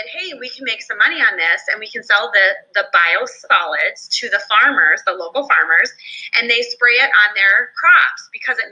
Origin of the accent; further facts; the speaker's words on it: Minnesota, United States; in my home state of Minnesota